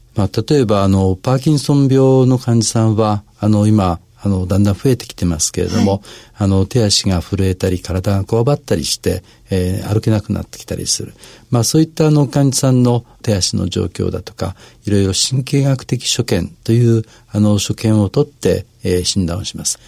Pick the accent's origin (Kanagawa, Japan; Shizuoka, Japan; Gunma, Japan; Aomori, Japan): Shizuoka, Japan; moved away as an adult; now in Tokyo, Japan; 小中高と、あの、静岡で過ごしておりまして